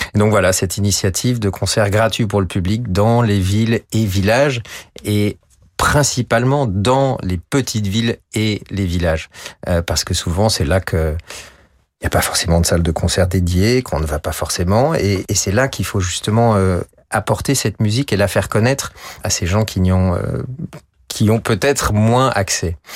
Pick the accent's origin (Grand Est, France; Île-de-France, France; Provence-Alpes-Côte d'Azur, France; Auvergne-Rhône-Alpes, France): Auvergne-Rhône-Alpes, France; Chambéry; dans ma ville natale